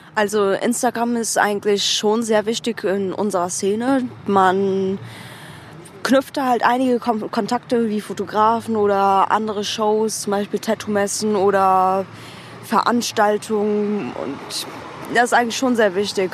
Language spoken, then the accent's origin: German; Germany; ich bin in Deutschland geboren, meine Familie in der Türkei.